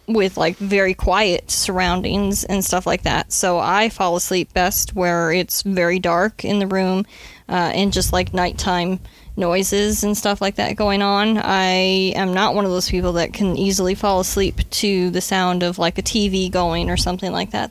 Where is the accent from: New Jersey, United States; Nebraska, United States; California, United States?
Nebraska, United States; the Midwest; I grew up in the Midwest, where we experienced actual real winters